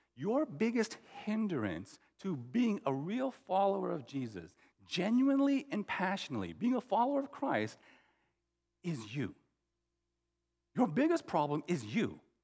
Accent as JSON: {"language": "English", "country": "United States", "tie": "born or raised there", "said": "my parents immigrated to the U.S. in the 70s. And, um, you know, I was born in the States, but uh, in 72"}